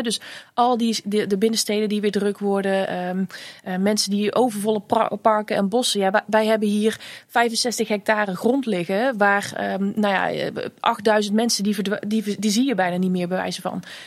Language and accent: Dutch; Vlijmen, North Brabant, Netherlands; ik ben opgegroeid in Vlijmen.